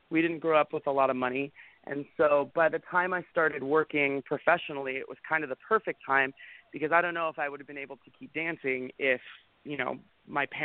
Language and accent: English; Northern California, United States; I grew up in Northern